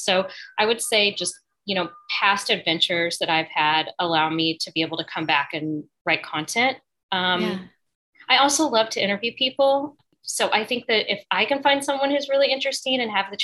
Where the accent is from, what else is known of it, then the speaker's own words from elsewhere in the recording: Springfield, Missouri, United States; moved away as an adult; also born or lived in San Francisco / New Orleans; now in New York, United States; I grew up in the Ozarks